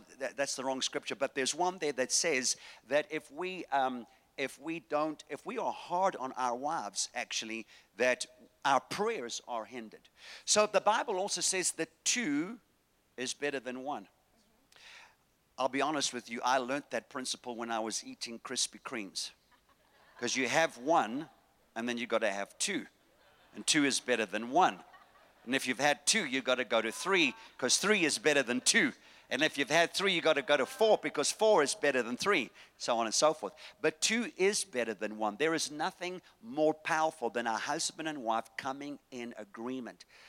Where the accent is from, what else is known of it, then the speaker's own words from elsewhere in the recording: Durban, KwaZulu-Natal, South Africa; moved away; I'm from Durban, the place where God lives.